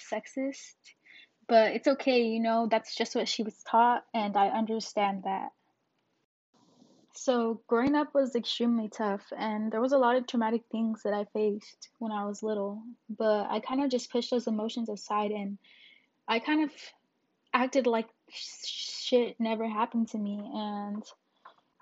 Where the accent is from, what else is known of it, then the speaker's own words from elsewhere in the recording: Phoenix, Arizona, United States; I was born in Phoenix, Arizona.